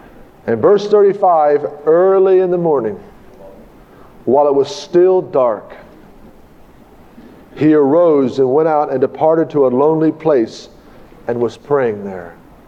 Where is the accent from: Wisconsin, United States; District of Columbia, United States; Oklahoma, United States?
Oklahoma, United States; Tulsa; I came from Tulsa, and I got the cart ahead of the horse.